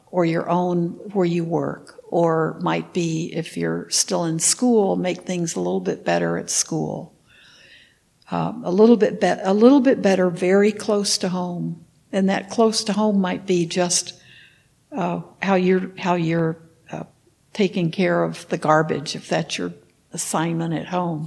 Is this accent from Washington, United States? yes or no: no; Texas, United States; When I was in high school, I grew up in Texas